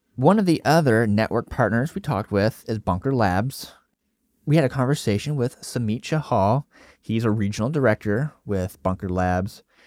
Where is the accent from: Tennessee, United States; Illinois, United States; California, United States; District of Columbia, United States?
Tennessee, United States; East; I grew up in East Tennessee